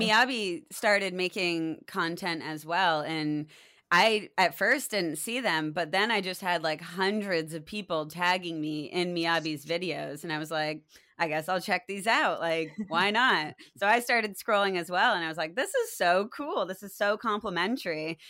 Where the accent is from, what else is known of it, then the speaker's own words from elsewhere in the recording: Maine, United States; I grew up in Maine where nature was all around me